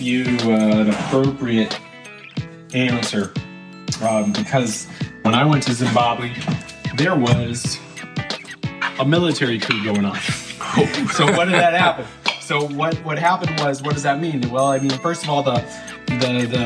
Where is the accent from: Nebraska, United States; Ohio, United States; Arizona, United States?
Arizona, United States; I'm from Arizona